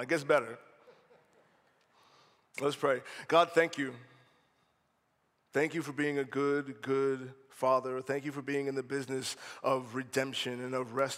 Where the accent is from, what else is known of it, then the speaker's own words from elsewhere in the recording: North Charleston, South Carolina, United States; also born or lived in Maryland; When I was 12, we moved from Maryland to North Charleston